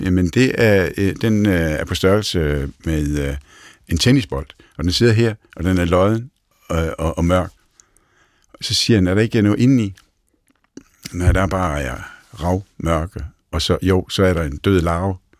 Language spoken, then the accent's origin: Danish; Næsby, Southern Denmark, Denmark; man kan høre, at jeg kommer fra Fyn, øh, fra Næsby